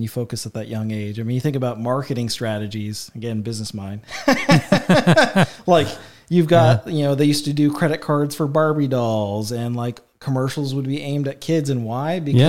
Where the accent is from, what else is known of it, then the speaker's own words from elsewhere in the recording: Effingham, Illinois, United States; Yeah, I was born and raised in Effingham. I lived out in Mason.